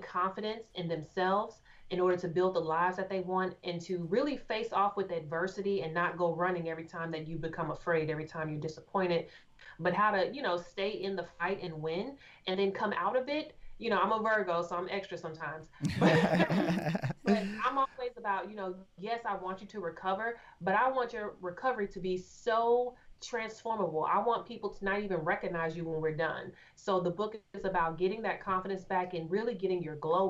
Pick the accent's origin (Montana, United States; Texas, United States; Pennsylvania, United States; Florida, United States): Texas, United States; Austin; moved away as an adult; now in Houston, United States; I am originally from Austin, Texas. So I'm not born and raised Houston, but I'm originally from Austin.